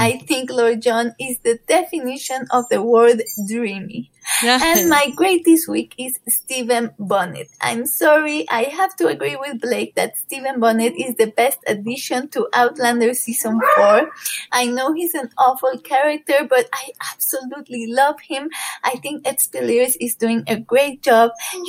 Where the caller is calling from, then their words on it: Puebla, Mexico; I am calling from Puebla in Mexico.